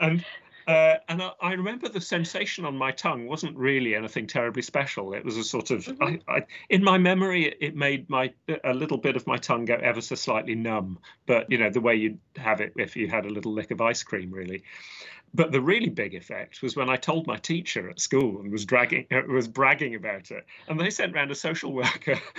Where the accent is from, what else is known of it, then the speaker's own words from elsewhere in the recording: London, United Kingdom; accent: English; I grew up in southwest London in, in England, uh, near a place called the Royal Botanic Gardens, Kew